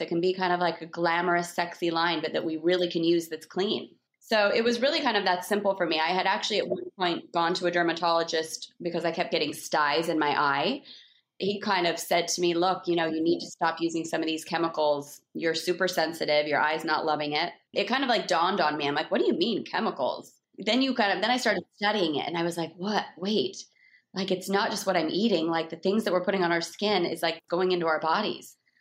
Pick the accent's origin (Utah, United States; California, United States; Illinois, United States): Utah, United States; Salt Lake City; also born or lived in Park City, Utah / West Hollywood; I grew up in Salt Lake City